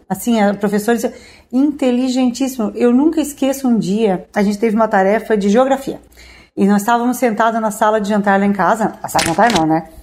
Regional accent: Orleans, Santa Catarina, Brazil; eu sou olhanense nativa

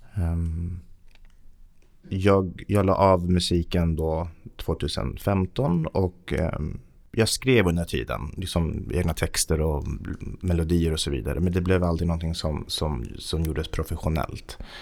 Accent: Haninge, Stockholm County, Sweden; also born or lived in Kista; jag föddes i Kista. Vi flyttade till Haninge när jag var sju år

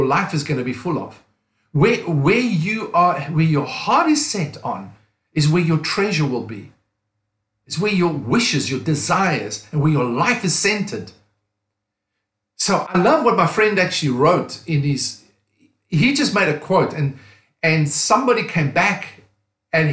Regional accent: South Africa; moved away as an adult; also born or lived in Cape Town, South Africa / United States / England; I'm from South Africa. Pastored a church for nearly 20 years in Cape Town, South Africa

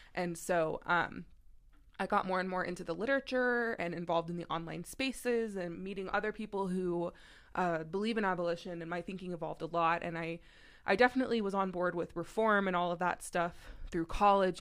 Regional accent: Texas, United States; moved away as an adult; now in Maryland, United States; I am also from the South. I grew up, uh, in Texas for most of my life. Um, and now I live in Maryland

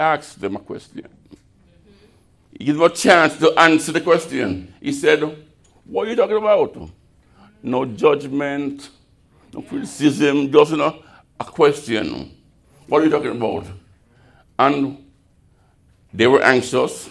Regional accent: Jamaica; moved away; I'm Jamaican

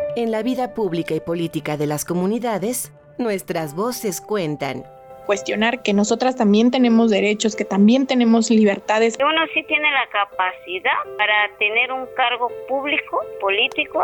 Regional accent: Mexico City, Mexico; soy eh, afromexicana de la Ciudad de México. Mi afrodescendencia viene por mi mamá y mi abuela, que eran mujeres afrocubanas, inmigraron a México y bueno, yo ya nací aquí

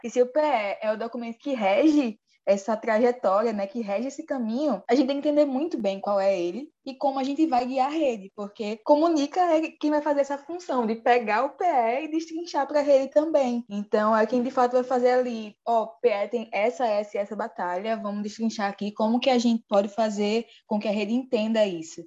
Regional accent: Alagoas, Brazil; no nosso estado

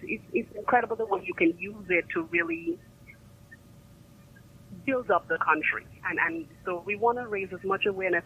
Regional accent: Dominica; I'm from Dominica

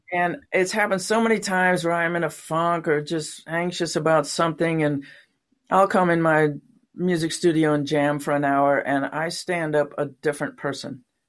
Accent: San Diego, California, United States; moved away as an adult; also born or lived in Watkins Glen, New York / Los Angeles, California; now in Portland, United States; I was born in upstate New York, near Watkins Glen, where they have the, um, the Grand Prix, uh, well, it used to be Grand Prix races, now it's NASCAR, a little town, tiny, tiny little town. And when I was nine, the family moved to San Diego

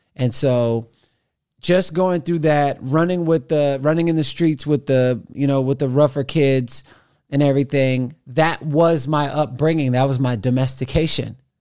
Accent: Missouri City, Texas, United States; moved away; also born or lived in Houston / Los Angeles; I was born in Houston, raised in Missouri City

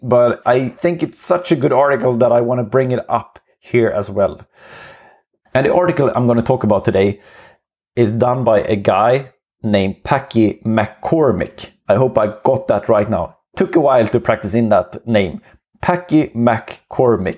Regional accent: Sweden; accent: Swenglish; English is a second language; It's gonna be Swenglish for some time

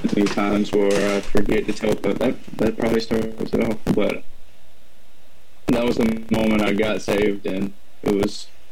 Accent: Savannah, Georgia, United States; I was born in Savannah, Georgia

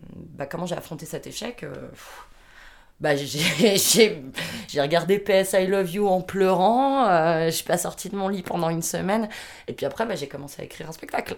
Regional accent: France; j'ai 27 ans, je suis française

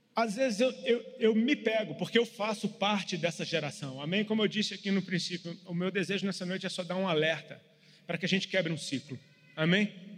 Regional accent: Brasília, Federal District, Brazil; moved away; Eu sou de Brasília e moro fora de Brasília há muito tempo

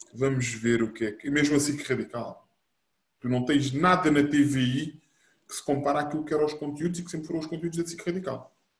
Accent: Bobadela, Lisbon, Portugal; nós sempre fomos nascidos e criados na Bobadela

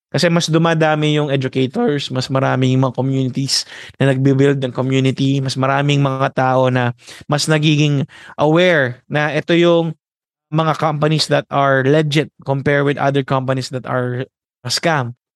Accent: Philippines; our morale as a Filipino

